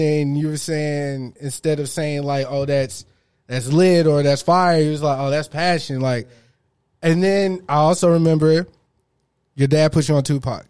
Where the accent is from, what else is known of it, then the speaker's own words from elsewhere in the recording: Texas, United States; my family's from Mississippi, though. So, it's the same. I was born here and they're all from there.